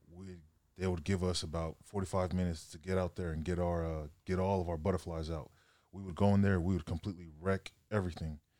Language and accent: English; Sacramento, California, United States; moved away as an adult; also born or lived in Los Angeles; I'm from Sac, um, up north, six hours north from L A. um, played high school ball up there, Grant High School